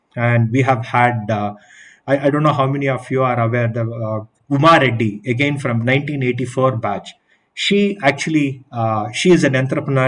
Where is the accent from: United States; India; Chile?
India; Bangalore, Karnataka; i'm from bangalore